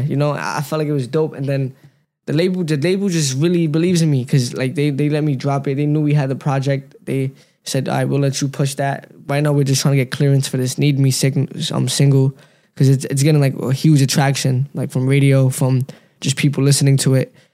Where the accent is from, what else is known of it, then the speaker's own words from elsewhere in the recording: New York City, New York, United States; also born or lived in Pennsylvania; I grew up in Brooklyn